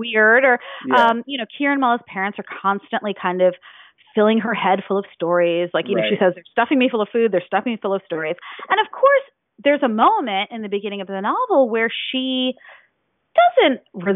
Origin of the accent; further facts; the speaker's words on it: Ohio, United States; also born or lived in New Jersey; I grew up in Ohio and New Jersey